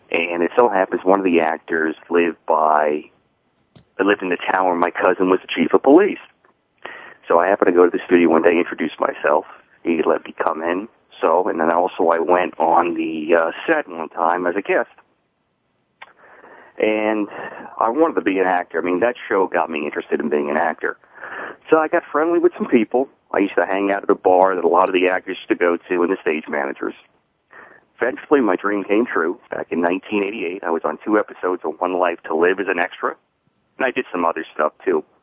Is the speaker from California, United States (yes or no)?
no; New York, United States; I started watching it when I was six years old with my mother back when we grew up in Long Island.